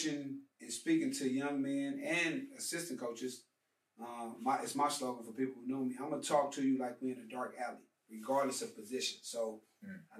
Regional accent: Los Angeles, California, United States; I'm from Los Angeles, California

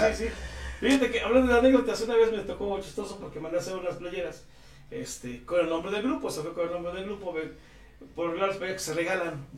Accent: Tlatlauquitepec, Puebla, Mexico; Yo soy de Tlaquitepec

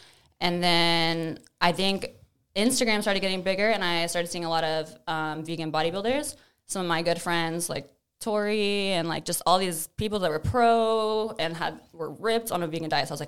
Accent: Tomball, Texas, United States; I grew up in Tomball, like on a farm with like land and like chickens.

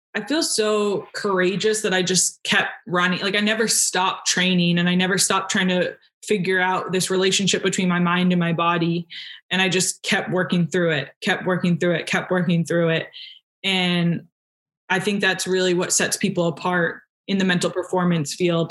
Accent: New Hampshire, United States; I'm from New Hampshire

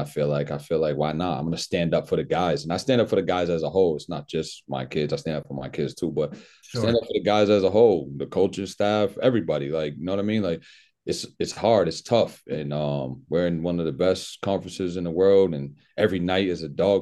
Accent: New Bedford, Massachusetts, United States; also born or lived in Worcester, Massachusetts; I grew up in New Bedford, Massachusetts

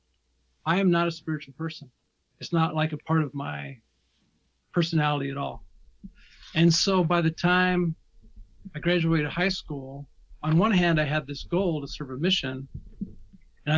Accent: Milton-Freewater, Oregon, United States; also born or lived in Salt Lake City, Utah; I was born in Salt Lake City, but I grew up in Oregon in a small town in Eastern Oregon called Milton Freewater.

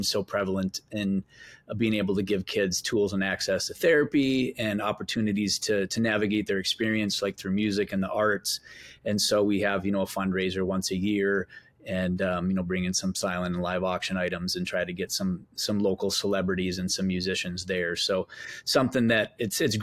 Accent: Minnesota, United States; when I grew up in Minnesota

